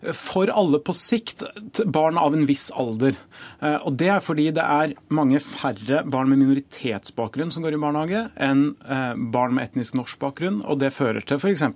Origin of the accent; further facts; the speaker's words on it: Trondheim, Trøndelag, Norway; min hjemby Trondheim